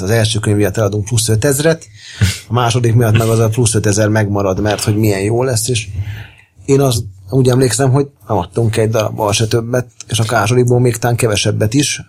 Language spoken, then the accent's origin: Hungarian; Pécs, Baranya, Hungary; now in Budapest, Hungary; nem Pesti vagyok, hanem Pécsi